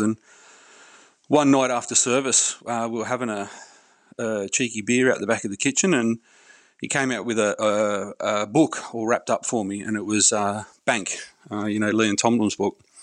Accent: Hawkesbury region, New South Wales, Australia; I grew up in the Hawkesbury region of New South Wales

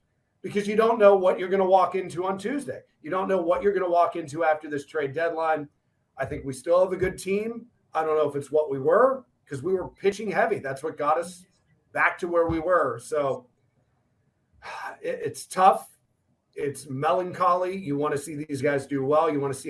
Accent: Pittsburgh, Pennsylvania, United States; I grew up in the Pittsburgh area.

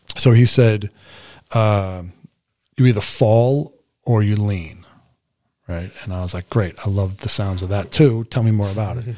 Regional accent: New York City, New York, United States; moved away; I had a pretty significant range of experience as a teenager, especially growing up in New York City

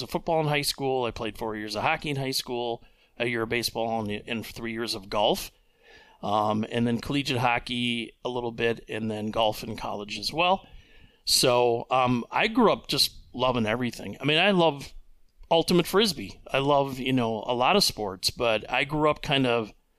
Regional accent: DeForest, Wisconsin, United States; moved away as an adult; also born or lived in Minneapolis, Minnesota / Hayward, Wisconsin; now in Eau Claire, United States; original hometown, I would say, from age 9 to 18 was DeForest, Wisconsin, down by Madison.

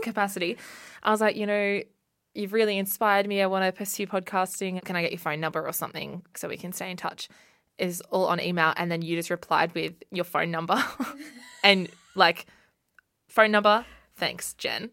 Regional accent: Australia; my hometown on the south coast

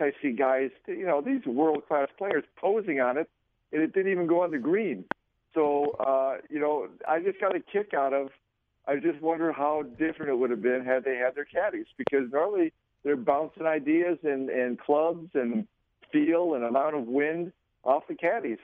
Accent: Florida, United States; growing up in Florida

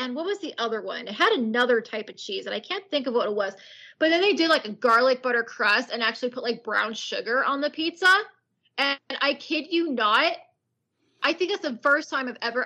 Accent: California, United States; I was born and raised in California

